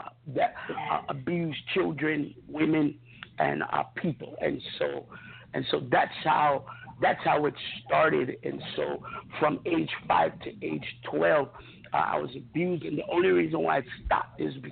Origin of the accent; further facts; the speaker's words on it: Honolulu, Hawaii, United States; also born or lived in Fort Hood, Texas; I grew up in Honolulu, Hawaii, as a child.